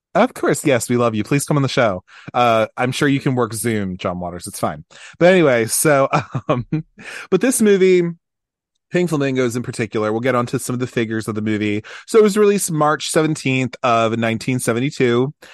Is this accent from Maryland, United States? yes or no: yes; Baltimore, Maryland, United States; I'm from Baltimore, Maryland